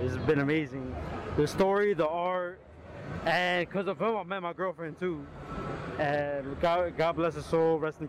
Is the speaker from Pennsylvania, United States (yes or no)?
no; New York, United States; I'm from New York.